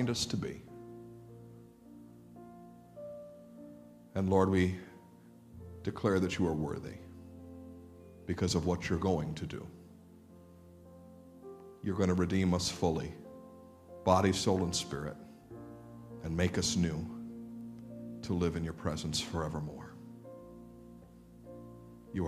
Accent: United States; American Christians

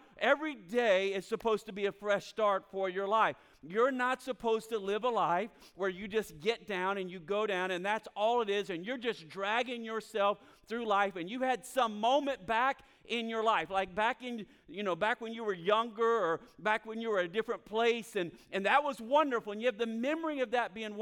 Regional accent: Florida, United States; moved away as an adult; now in North Carolina, United States; I grew up in Florida

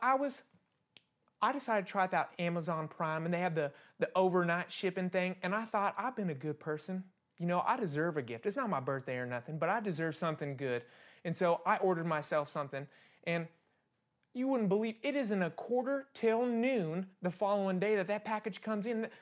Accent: Kansas, United States; I'm born and raised in Kansas

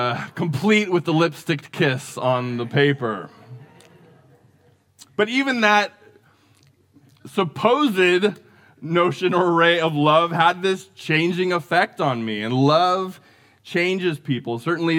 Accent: Santa Rosa, California, United States; I remember as a kid growing up in Larkfield in North Santa Rosa

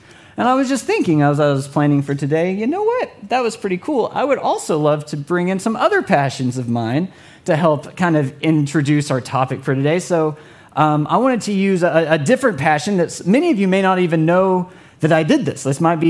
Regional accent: California, United States; Like, we started here, and now we're saying bro, and we're from California.

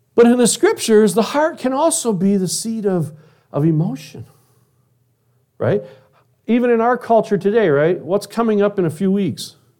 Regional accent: Detroit, Michigan, United States; When I was a kid, I grew up in Detroit, Michigan

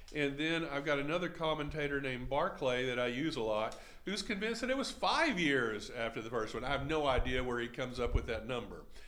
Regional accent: Henderson, Texas, United States; I grew up in Henderson, Texas

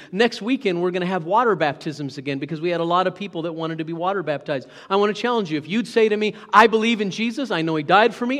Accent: Hot Springs, Arkansas, United States; I was born in Hot Springs, Arkansas, U S A, planet Earth

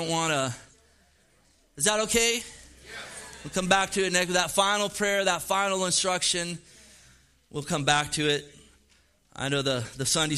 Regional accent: California, United States; also born or lived in Oregon; Born and raised in the Golden State

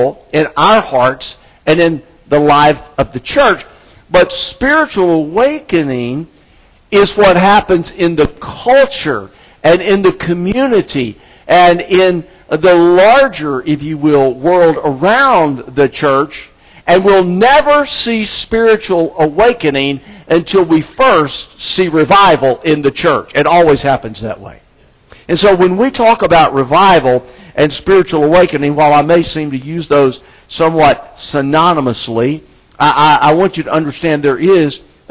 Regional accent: Anniston, Alabama, United States; now in South Carolina, United States; I'm from Alabama. The church I grew up in Anniston, Alabama

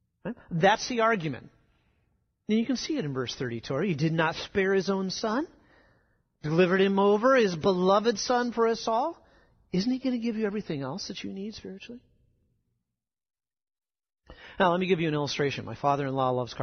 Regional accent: South Dakota, United States; moved away; where I grew up in South Dakota, we get rain in the summer thunderstorms

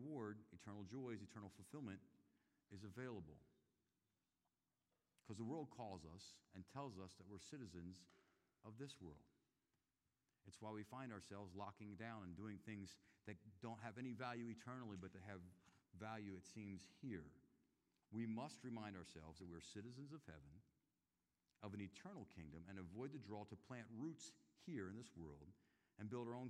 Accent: Philadelphia, Pennsylvania, United States; now in Chattanooga, United States; I came to Chattanooga back in 1996. I'm from Philadelphia, Pennsylvania, which is a little bit up north

